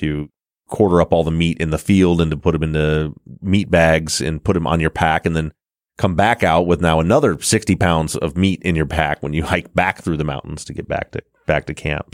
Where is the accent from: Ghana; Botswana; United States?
United States; Michigan; we're from the Midwest in Michigan